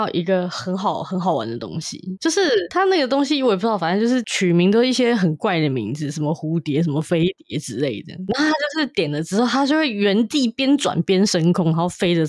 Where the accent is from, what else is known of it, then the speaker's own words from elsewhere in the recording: Taipei, Taiwan; 可能因为我本来就从小在台北市长大。